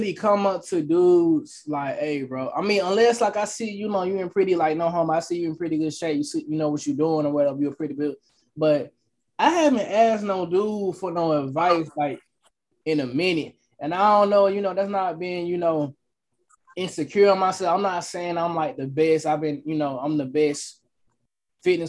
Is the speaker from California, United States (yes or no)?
no; Atlanta, Georgia, United States; I'm from Atlanta, Georgia.